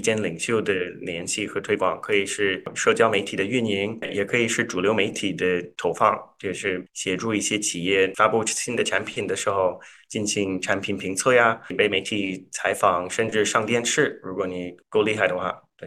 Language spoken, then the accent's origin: Chinese; Canada; Chinese is a second language; moved away as an adult; also born or lived in Toronto / Zhengzhou, China; now in New York, United States; 我是，呃，加拿大人，所以嗯我，我们现在所在的地方是纽约嘛，所以在这边我经常也说我是，在这里也是老外